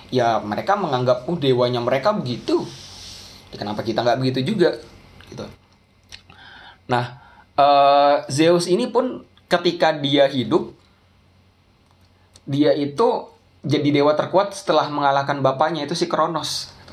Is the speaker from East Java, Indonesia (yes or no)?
no; Special Region of Yogyakarta, Indonesia; di kampung saya bahkan di dekat Gunung Kidul itu yang mengaku agamanya apa saya Islam kejawen dengan uh, dengan PD-nya gitu